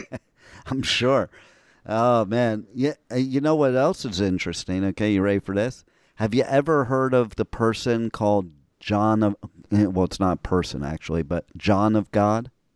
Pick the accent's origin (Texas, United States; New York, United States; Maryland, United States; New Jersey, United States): New Jersey, United States; moved away; also born or lived in Old Bridge, New Jersey / Los Angeles; I'm originally from Jersey